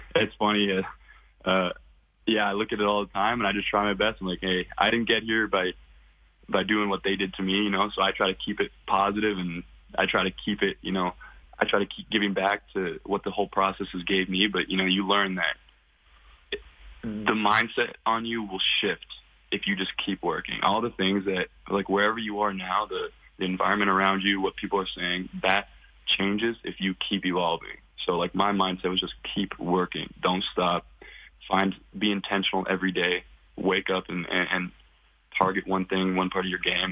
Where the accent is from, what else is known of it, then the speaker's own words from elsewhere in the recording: Kelowna, British Columbia, Canada; I'm from Kelowna, British Columbia. Um, raised my whole life there.